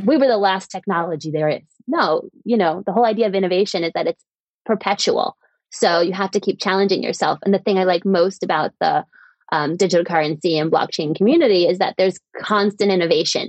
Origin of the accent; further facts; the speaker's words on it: United States; moved away as an adult; also born or lived in Europe / East Africa; now in London, United Kingdom; I'm an American who went to work in Europe and then ended up founding a company in East Africa.